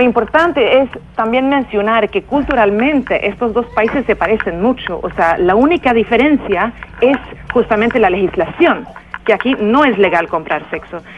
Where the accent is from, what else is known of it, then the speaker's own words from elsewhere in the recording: Sweden; en mi país, Suecia